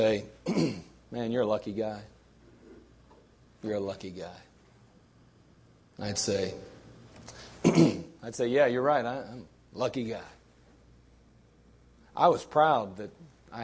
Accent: United States; I'm proud to be an American

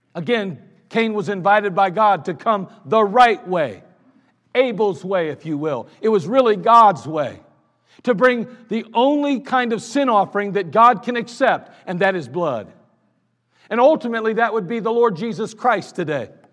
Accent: United States; I'm an American.

